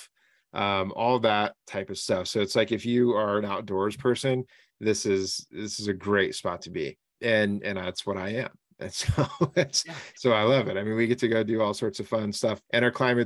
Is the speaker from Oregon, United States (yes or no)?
yes; Southern Oregon, United States; I grew up here in Southern Oregon